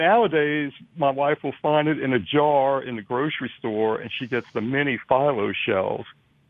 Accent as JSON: {"language": "English", "town": "New Orleans", "region": "Louisiana", "country": "United States", "tie": "born or raised there", "moved": "as an adult", "lives_now": "Slidell, United States", "said": "Now, I grew up in New Orleans"}